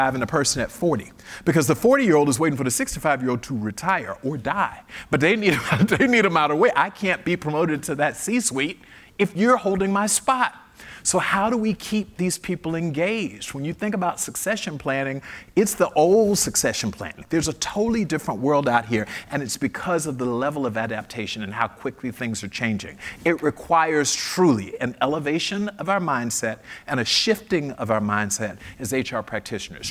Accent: Fort Lauderdale, Florida, United States; I was raised in Fort Lauderdale

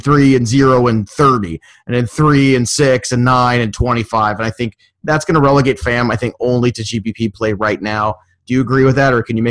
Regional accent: New York City, New York, United States; I was in Brooklyn.

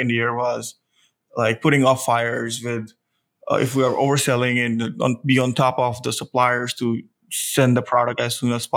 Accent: India; moved away as an adult; now in Austin, United States; originally I'm from India, I moved here when I was 21

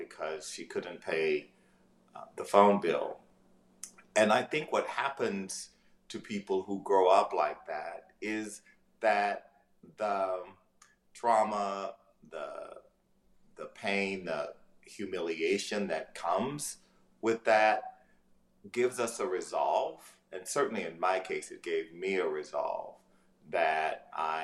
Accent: Ames, Texas, United States; moved away; also born or lived in Louisiana; As a young person, I was raised in East Texas, in rural Ames, Texas, population 1,200

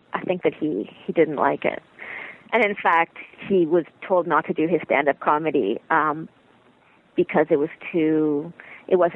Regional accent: Toronto, Ontario, Canada; born or raised there; also born or lived in Montreal

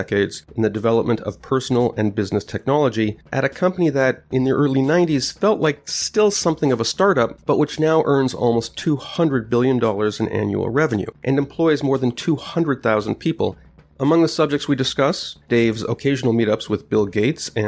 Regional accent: Montreal, Quebec, Canada; I grew up in Montreal

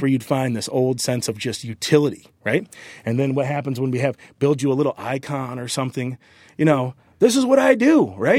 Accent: Michigan, United States; moved away as an adult; also born or lived in Southern California; I'm from Michigan from Lake Michigan

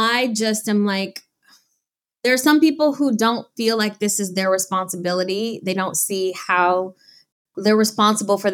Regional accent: Detroit, Michigan, United States; growing up in Detroit, Michigan

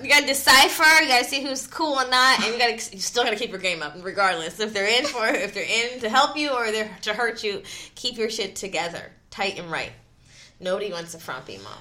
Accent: Philadelphia, Pennsylvania, United States; I'm from Philly. Like, my parents are from Philly.

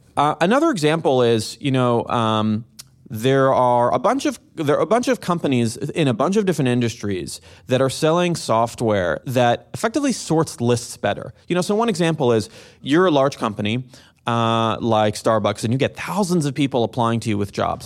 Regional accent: Jerusalem, Jerusalem District, Israel; moved away as an adult; I'm originally from Jerusalem, Israel, born and raised

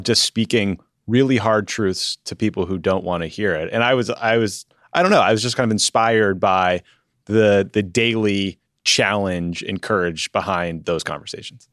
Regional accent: Massachusetts, United States; I grew up in Massachusetts

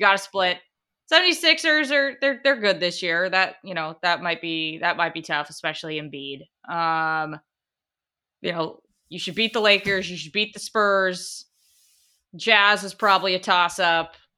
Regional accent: Portland, Oregon, United States; born and raised in Portland, Oregon for all eighteen years of my life

